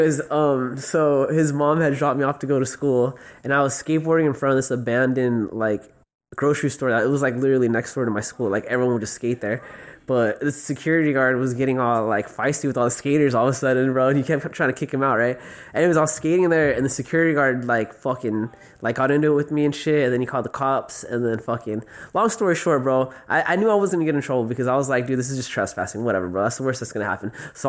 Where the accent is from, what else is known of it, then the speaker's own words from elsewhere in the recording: United States; I'm an American, dog.